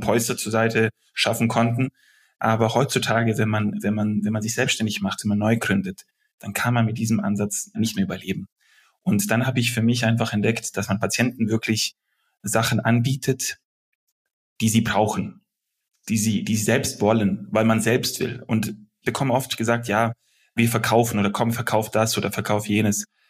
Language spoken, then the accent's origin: German; Germany; also born or lived in Belgrade, Serbia / Stuttgart, Germany; Als Deutscher, mit, mit deutschen Werten, mit, mit deutscher Denkensweise